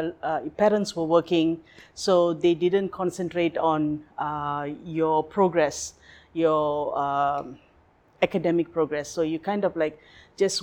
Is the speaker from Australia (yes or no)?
no; Kuala Lumpur, Malaysia; moved away as an adult; now in Phuket, Thailand; I was born and bred in Kuala Lumpur. Life, everything. Schooling, working, everything was in KL.